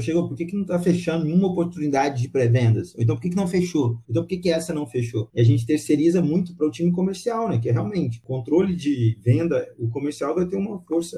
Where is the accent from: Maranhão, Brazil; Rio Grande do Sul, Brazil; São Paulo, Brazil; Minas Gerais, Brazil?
Minas Gerais, Brazil; Pará de Minas; now in Belo Horizonte, Brazil; Eu sou de Pará de Minas, não sou aqui de Belo Horizonte, é, sou de Pará de Minas, que é aqui pertinho